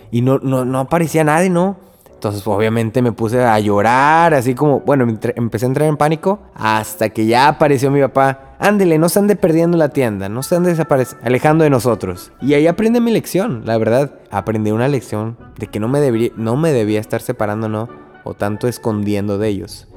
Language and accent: Spanish; Río Bravo, Tamaulipas, Mexico; moved away as an adult; now in Corpus Christi, United States; yo soy de Río Bravo, Tamaulipas, y estoy aquí en casa de mis papás, mi casa